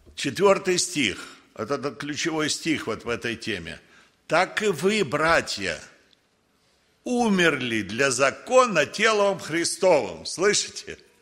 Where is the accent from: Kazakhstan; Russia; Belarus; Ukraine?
Russia; Родился я в России